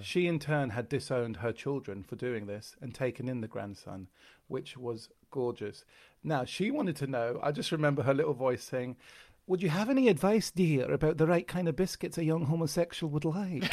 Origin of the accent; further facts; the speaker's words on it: London, United Kingdom; I am from London